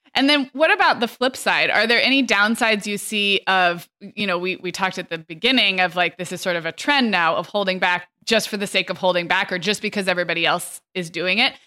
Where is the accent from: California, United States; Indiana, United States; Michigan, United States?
California, United States; growing up in California